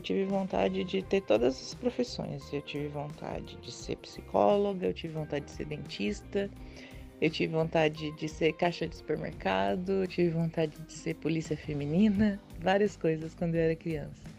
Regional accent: Maringá, Paraná, Brazil; eu nasci em Maringá, aqui no estado do Paraná, e eu sempre morei, estudei, tive minha infância, adolescência toda aqui em Maringá

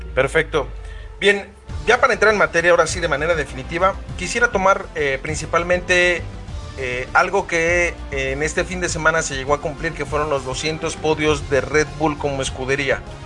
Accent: Guadalajara, Jalisco, Mexico; mi natal eh, Guadalajara, Jalisco

